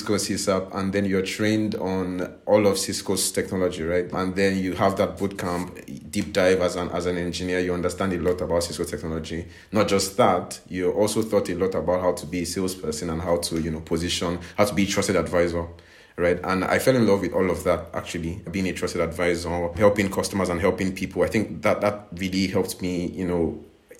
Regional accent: Nigeria; moved away as an adult; now in Prague, Czech Republic; I'm originally from Nigeria, actually. I'm just based in Prague now.

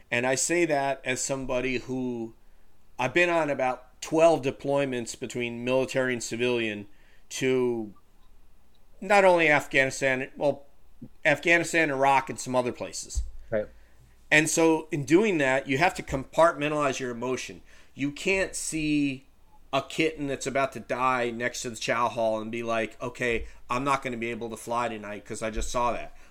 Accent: New York, United States; guess where we grew up? Yeah

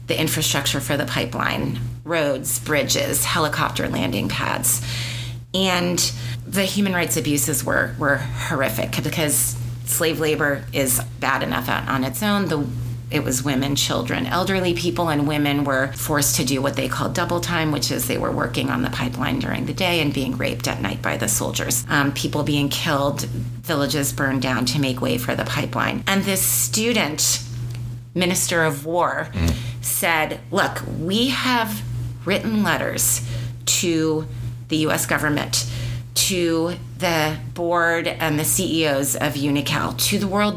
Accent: United States; I, as an American

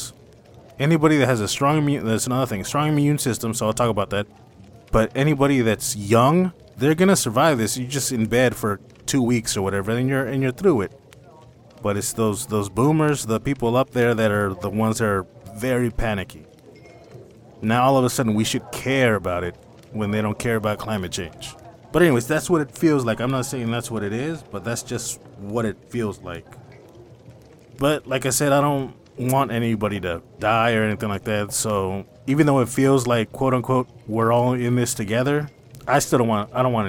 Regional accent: United States; I'm an American

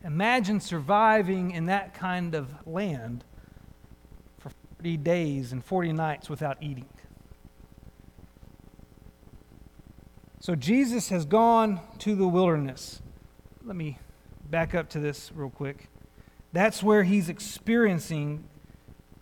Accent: United States; growing up in the United States of America

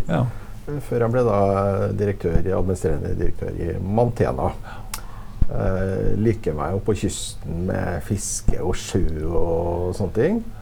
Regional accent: Trøndelag, Norway; Nei, jeg er jo født og oppvokst i Trøndelag, skal jeg si.

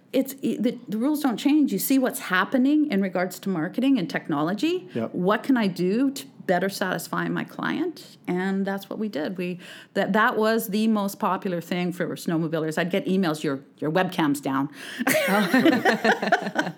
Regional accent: Alberta, Canada; moved away as an adult; also born or lived in Clearwater, British Columbia; now in British Columbia, Canada; I'm from Alberta originally

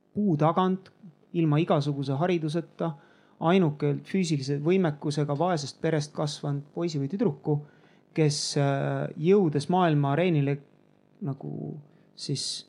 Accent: Tallinn, Harju County, Estonia; ma olen Nõmmelt välja kasvanud

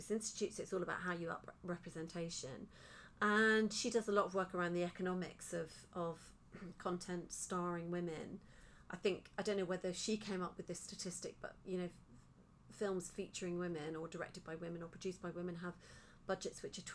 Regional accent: Liverpool, North West England, United Kingdom; also born or lived in Lake District; I was born in Liverpool. I lived in Liverpool till I was 11, and then my parents, you know, dragged me to the Lake District

